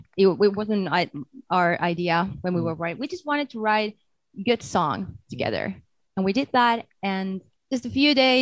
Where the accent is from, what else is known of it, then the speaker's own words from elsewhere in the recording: Pori, Satakunta, Finland; my hometown, Pori.